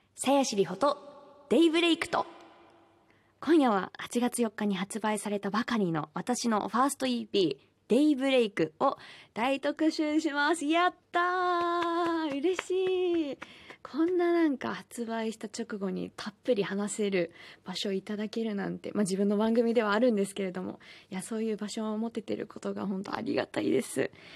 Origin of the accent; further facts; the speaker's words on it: Hiroshima, Japan; now in Tokyo, Japan; 私は広島県出身